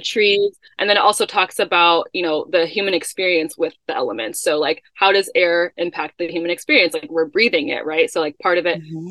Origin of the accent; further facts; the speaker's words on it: Chicago, Illinois, United States; moved away; that's where I grew up in Chicago